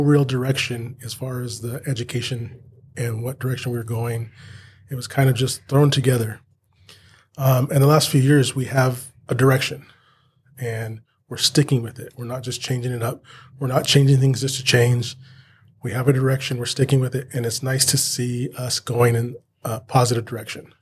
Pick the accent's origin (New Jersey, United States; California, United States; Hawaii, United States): California, United States; Banning; I was born and raised in Banning, born at the Pass Hospital down here. Um, spent all my life here